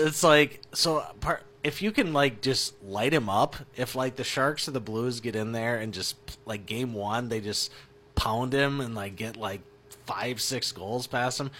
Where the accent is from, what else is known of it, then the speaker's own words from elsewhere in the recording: Minnesota, United States; I'm from Minnesota